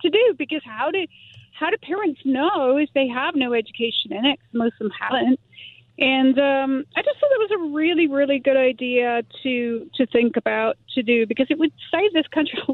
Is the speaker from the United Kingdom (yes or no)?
yes; England, United Kingdom; moved away as an adult; now in Simi Valley, United States; I'm from England, and when I was working in England